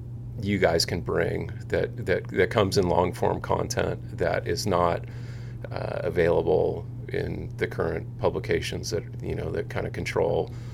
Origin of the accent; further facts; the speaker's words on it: Seal Beach, California, United States; I grew up in Seal Beach